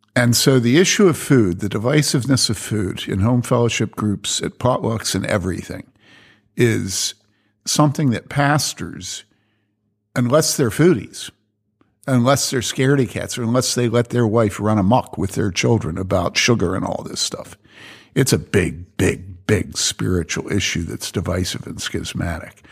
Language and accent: English; Philadelphia, Pennsylvania, United States; moved away; when I was growing up in Philly